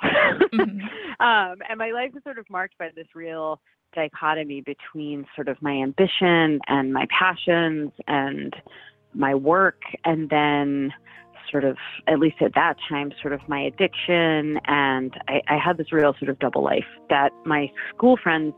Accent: Cape Cod, Massachusetts, United States; I grew up on Cape Cod, and that's a sort of summer tourist economy

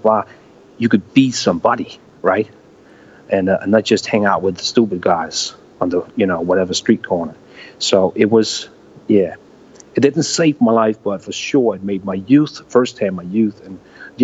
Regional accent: Næstved, Zealand, Denmark; I was actually born here, and I was I'm still based here, and I still choose to live in my hometown, 1 hour away from the capital.

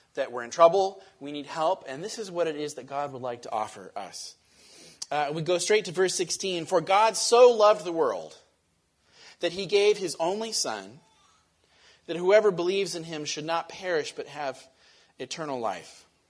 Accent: Western Washington, United States; I grew up in Western Washington

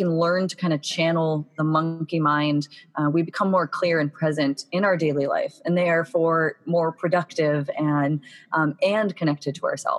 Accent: Boston, Massachusetts, United States; now in San Diego, United States; I'm actually from Boston, Massachusetts, and grew up in a very kind of fast-paced, go, go, go, setting high goals for myself kind of atmosphere

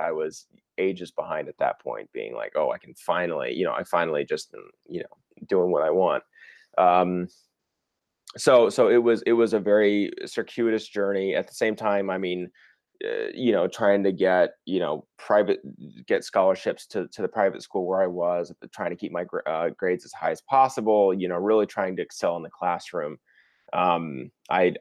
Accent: Dallas, Texas, United States; I grew up in Texas, in Dallas, Fort Worth.

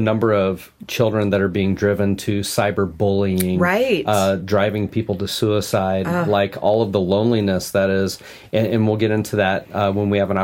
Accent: Omaha, Nebraska, United States; I grew up in Omaha

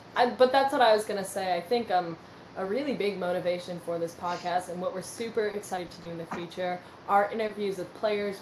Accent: Green Bay, Wisconsin, United States; born and raised in Green Bay

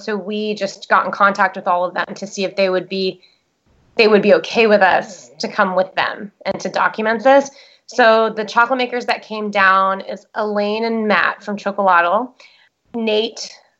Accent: El Salvador; moved away; And then because I grew up in El Salvador, I speak Spanish.

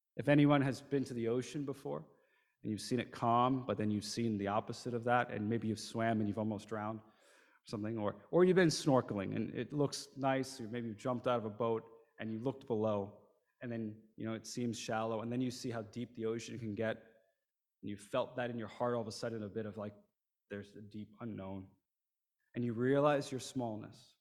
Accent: New Jersey, United States; moved away as an adult; also born or lived in Shanghai, China; I grew up in the United States, in New Jersey, not too far south of here, um, kind of in the vicinity of New York City

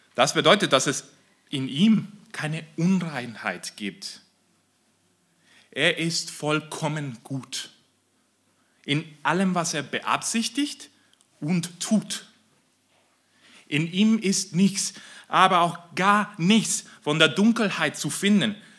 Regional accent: Mexico; moved away; ich komme aus Mexiko

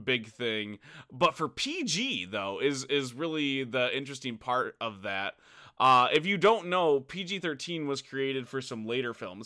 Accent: United States; I'm American

